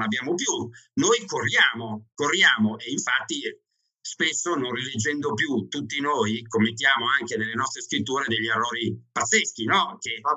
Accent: Milan, Lombardy, Italy; also born or lived in Veneto; now in Ivrea, Italy; io di origine sono milanese, eh, anzi ancora prima veneta, ma oggi ho vagato per il nord dell'Italia parecchio

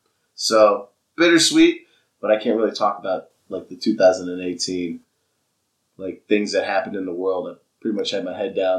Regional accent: Houston, Texas, United States; And John Besh is there, and I'm just like, what up, man? I'm from Houston.

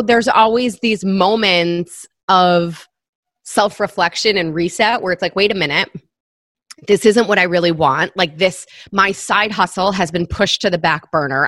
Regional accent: Michigan, United States; moved away as an adult; now in New York City, United States; I grew up in Michigan. I moved to New York right after graduating from college

